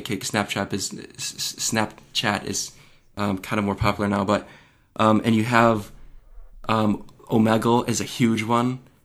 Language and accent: English; Michigan, United States; my home state of Michigan